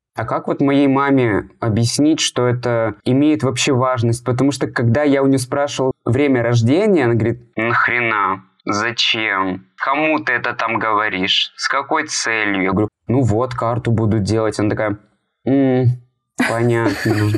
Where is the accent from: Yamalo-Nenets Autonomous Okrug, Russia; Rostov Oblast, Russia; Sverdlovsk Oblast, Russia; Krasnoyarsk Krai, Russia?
Sverdlovsk Oblast, Russia; Yekaterinburg; я фотограф из Екатеринбурга